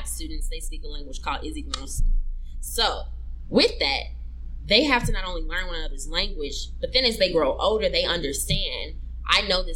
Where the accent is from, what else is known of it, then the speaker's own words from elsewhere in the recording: United States; I'm from America